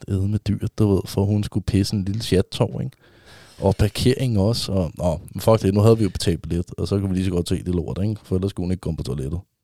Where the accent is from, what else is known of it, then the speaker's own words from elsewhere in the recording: Vestegnen, Capital Region of Denmark, Denmark; Jeg er jo fra Vestegnen